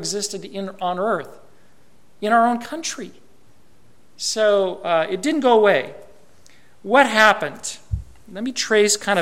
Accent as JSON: {"language": "English", "country": "United States", "also_born_or_lived": "Japan", "said": "I'm an American"}